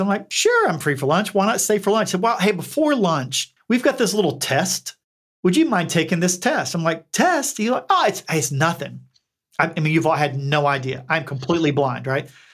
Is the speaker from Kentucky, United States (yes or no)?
yes; Eastern Kentucky, United States; accent: twangy; moved away as an adult; also born or lived in Bethesda, Maryland; I grew up, for all intents and purposes, in a holler in Eastern Kentucky